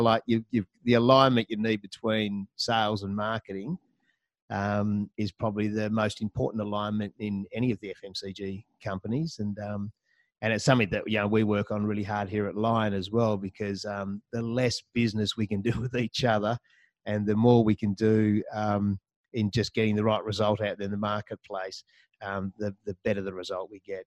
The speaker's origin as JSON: {"language": "English", "town": "Hobart", "region": "Tasmania", "country": "Australia", "tie": "born or raised there", "also_born_or_lived": "Melbourne", "moved": "yes", "said": "I'm actually a Taswegian, so I grew up down there in the Apple Isle. Uh, spent a good uh, 16 years down there, did all my schooling"}